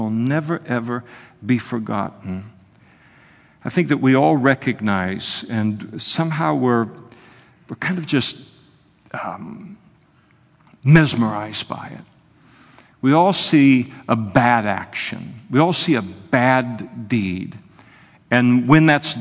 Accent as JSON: {"language": "English", "town": "Napa", "region": "California", "country": "United States", "tie": "born or raised there", "said": "When I was a kid growing up in Napa"}